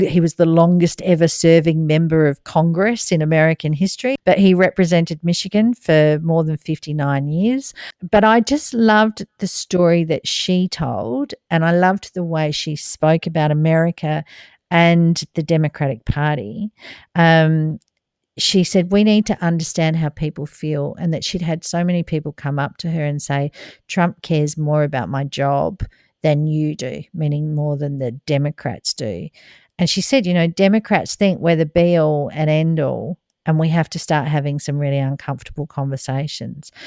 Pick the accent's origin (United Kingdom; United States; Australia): Australia; as an Australian